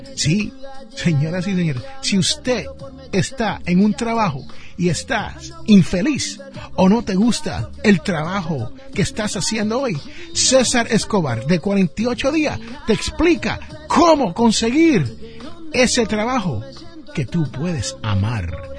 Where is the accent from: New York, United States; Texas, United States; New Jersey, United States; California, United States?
New Jersey, United States; Jersey City; como dicen allá en mi barrio donde yo me crié en Jersey City, New Jersey